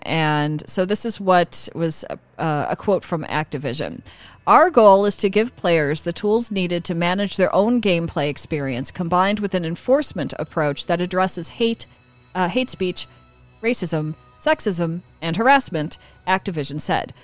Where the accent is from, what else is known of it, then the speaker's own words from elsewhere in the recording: Midwest, United States; I grew up in the Midwest